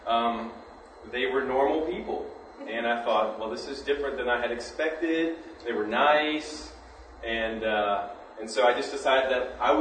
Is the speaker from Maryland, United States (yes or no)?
yes; near Gettysburg, Maryland, United States; I grew up on the Pennsylvania-Maryland border by Gettysburg, just on the Maryland side